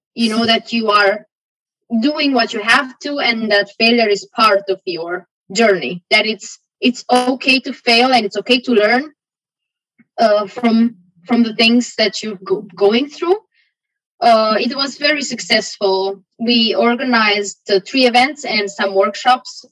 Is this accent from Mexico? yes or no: no; Romania; moved away as an adult; also born or lived in Aarhus, Denmark; now in Denmark; back in my home country, and not the whole country, you know, like I can't speak for the whole country, but where I come from, you know, you have a small bubble where you come from, and that was what was defining my life, you know. It doesn't apply to the whole country of Romania